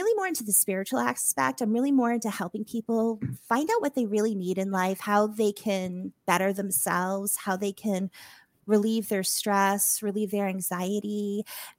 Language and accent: English; Massachusetts, United States; moved away; I'm originally from Mass.